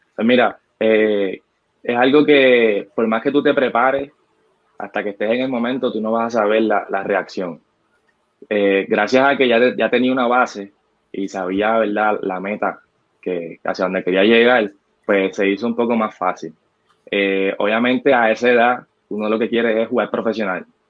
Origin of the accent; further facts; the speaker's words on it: Loíza, Puerto Rico; also born or lived in Gurabo, Puerto Rico; soy natural de Loiza, nacido y criado allá